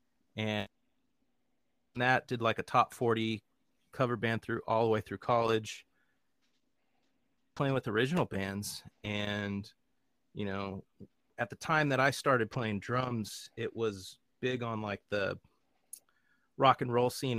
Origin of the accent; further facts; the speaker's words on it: Los Angeles, California, United States; now in Nashville, United States; So originally I'm from Los Angeles, California.